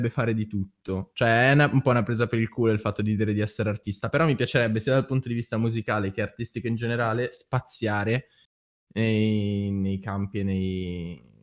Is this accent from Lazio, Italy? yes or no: no; Lombardy, Italy; accent: Milanese dialect; io che parlo con dialetto milanese.